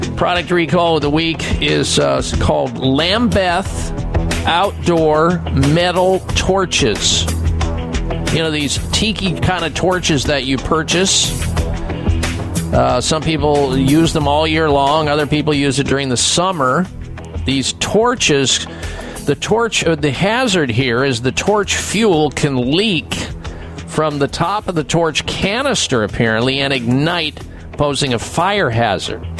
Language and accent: English; Midwest, United States; growing up in the Midwest